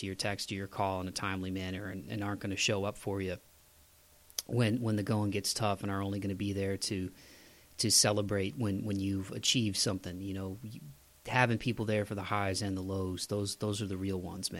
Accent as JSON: {"language": "English", "region": "Ohio", "country": "United States", "tie": "born or raised there", "said": "growing up in the Midwest in Ohio"}